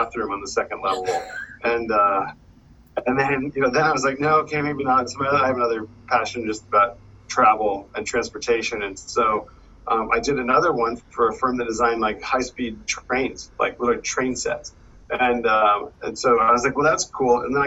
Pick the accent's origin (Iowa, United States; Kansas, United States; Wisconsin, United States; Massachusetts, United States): Massachusetts, United States; moved away as an adult; also born or lived in the South / New York City; I grew up in Massachusetts, pretty rural Massachusetts